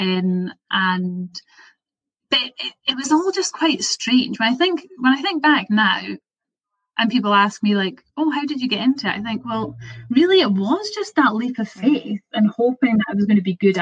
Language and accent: English; Perth, Scotland, United Kingdom; I'm from Perth, which is like quite a small, it's a city now, but it's a small place.